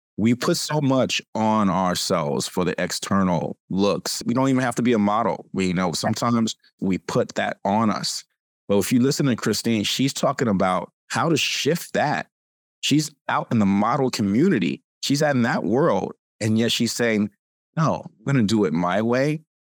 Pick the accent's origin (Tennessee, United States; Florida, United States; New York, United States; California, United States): California, United States; I'm from California.